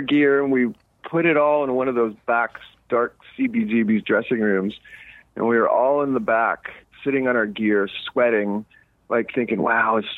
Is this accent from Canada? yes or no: yes; Montreal, Quebec, Canada; now in Los Angeles, United States; growing up in Montreal